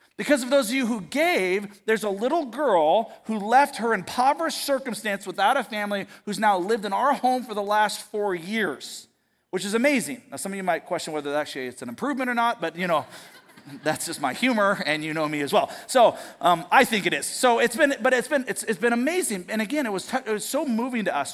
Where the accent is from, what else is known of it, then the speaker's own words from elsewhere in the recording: United States; as an American, as an American Christian